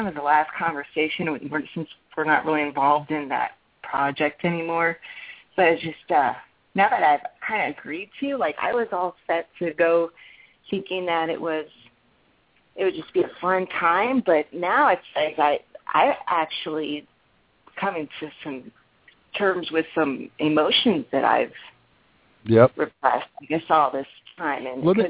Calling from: Phoenix, Arizona, United States; From Phoenix.

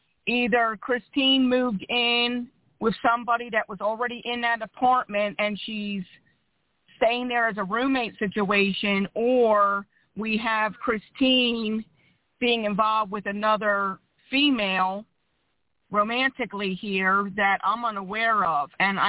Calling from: Philadelphia, Pennsylvania, United States; I'm calling from Philadelphia, PA.

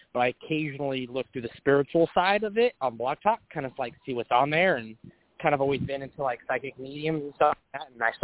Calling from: California, United States; I'm calling from Northern California.

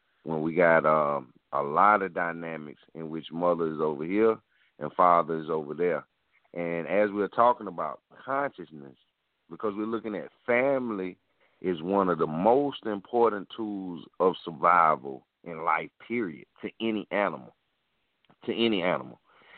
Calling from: South Carolina, United States; I'm calling from South Carolina.

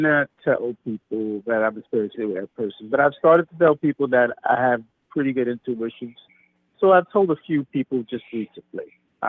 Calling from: New York, United States; I'm calling from New York.

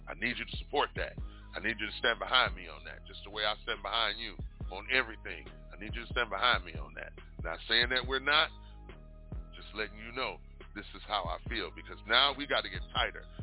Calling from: Arizona, United States; I'm calling in from Arizona.

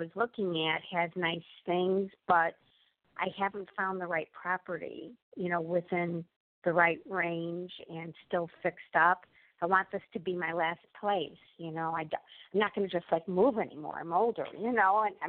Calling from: Illinois, United States

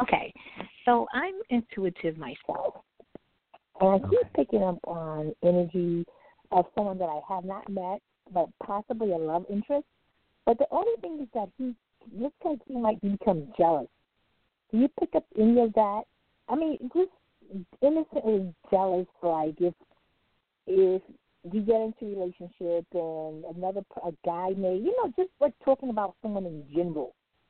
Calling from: Long Island, New York, United States; I'm calling from Long Island.

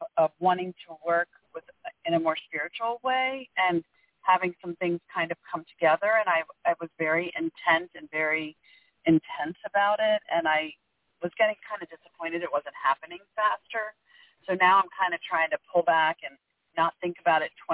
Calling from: Maryland, United States; I'm calling from Maryland

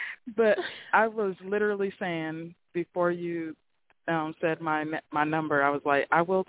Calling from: Las Vegas, Nevada, United States; Well, right now I'm working, so I'm somewhere in New Mexico, but I'm calling from Vegas.

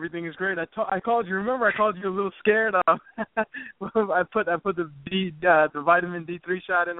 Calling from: New Jersey, United States; Colin, what's going on? From New Jersey.

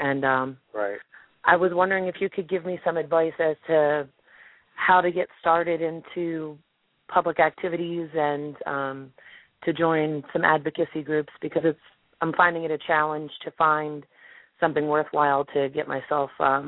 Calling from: Baltimore, Maryland, United States; I'm actually calling from Baltimore, Maryland.

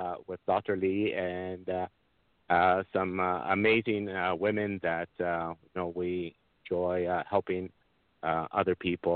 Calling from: Toronto, Ontario, Canada; I'm calling from Toronto, Canada

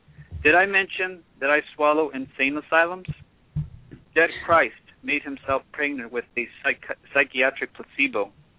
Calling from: Los Angeles, California, United States; I'm calling from Hollywood.

